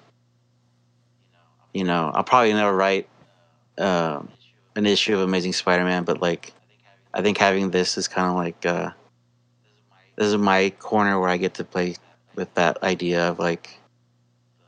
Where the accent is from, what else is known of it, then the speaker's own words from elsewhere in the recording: Southern California, United States; growing up in SoCal, being in a punk scene, getting out of high school